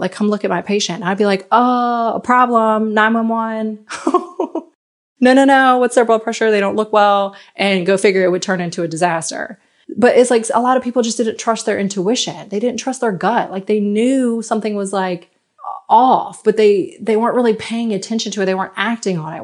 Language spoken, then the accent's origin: English; United States; moved away as an adult; now in France; I'm American